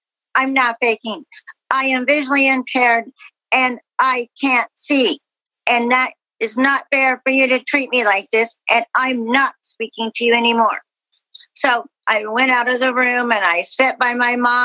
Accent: Caldwell, Idaho, United States; I'm from Caldwell, Idaho.

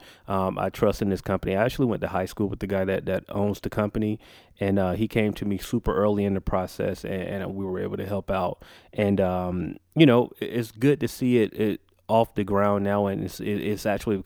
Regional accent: Macon, Georgia, United States; moved away; Macon, where I'm from

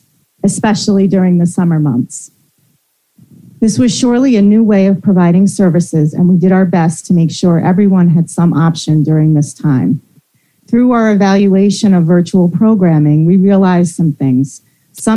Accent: New York, United States; now in Newburgh, United States; I'm originally from Rockland, but I'm based in Newburgh, so Orange County.

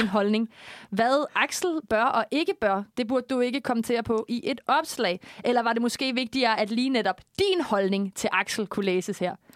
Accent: Korsør, Zealand, Denmark; jeg er jo fra Kursør

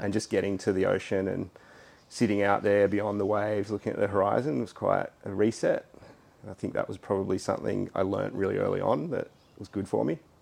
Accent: Sydney, New South Wales, Australia; I grew up in Hunters Hill okay. on the western shores of the harbour.

